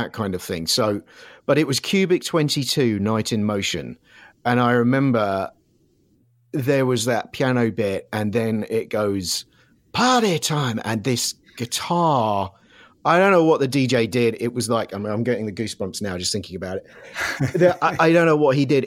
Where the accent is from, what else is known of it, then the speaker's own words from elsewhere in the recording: Surrey, South East England, United Kingdom; moved away as an adult; also born or lived in London; now in Los Angeles, United States; originally grew up in, just south of London in Surrey